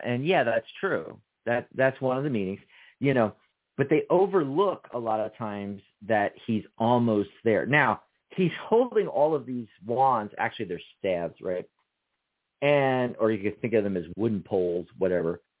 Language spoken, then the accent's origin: English; Pennsylvania, United States; I was born in the 215 area code